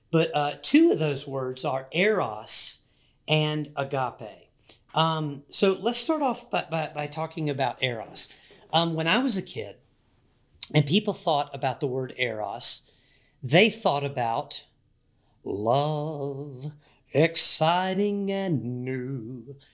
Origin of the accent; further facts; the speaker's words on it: Wilmington, North Carolina, United States; I grew up in Wilmington, North Carolina, part of Hurricane Alley